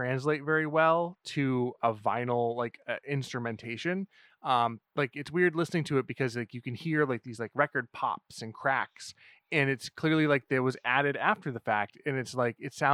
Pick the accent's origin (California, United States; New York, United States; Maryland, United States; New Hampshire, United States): New Hampshire, United States; we're from New Hampshire. So they have like some massive roots here.